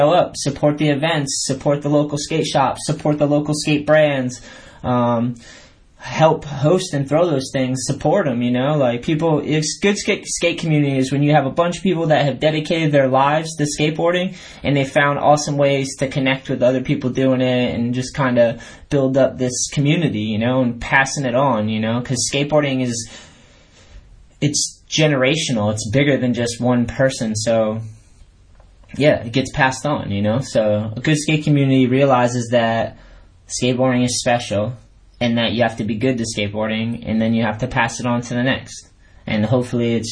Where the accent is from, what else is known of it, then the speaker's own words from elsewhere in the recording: New Hampshire, Massachusetts, United States; moved away as an adult; also born or lived in California; I grew up on the East Coast skateboarding, got my first board in New Hampshire. Then I moved to Massachusetts